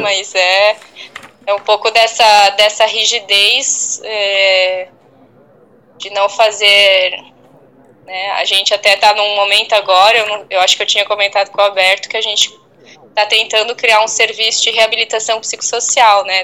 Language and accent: Portuguese; Blumenau, Santa Catarina, Brazil; moved away; eu cresci em Blumenau